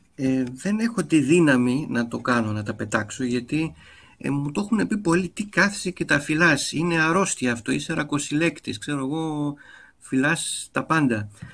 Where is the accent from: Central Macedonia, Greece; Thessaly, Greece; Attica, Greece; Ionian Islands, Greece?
Attica, Greece; Athens; also born or lived in Voula / Glyfada; εγώ έχω μεγαλώσει και στο κέντρο της Αθήνας